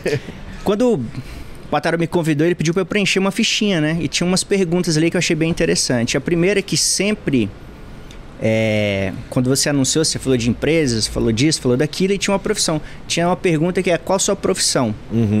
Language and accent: Portuguese; Rondônia, Brazil; moved away; desde que morava em Rondônia